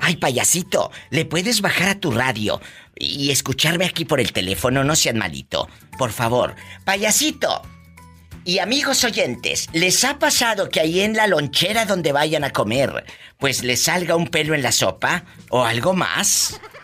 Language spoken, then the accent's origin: Spanish; Matamoros, Tamaulipas, Mexico; yo soy de Matamoros, Tamaulipas, es mi tierra natal